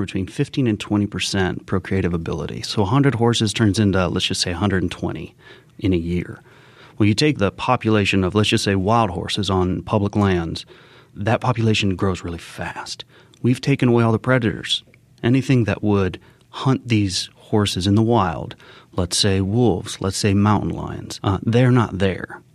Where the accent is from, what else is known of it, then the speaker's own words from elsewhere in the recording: Colorado Springs, Colorado, United States; also born or lived in Argentina; I grew up in Colorado Springs